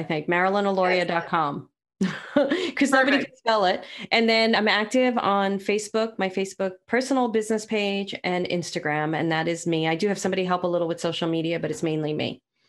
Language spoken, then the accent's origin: English; New York City, New York, United States; I'm from Brooklyn.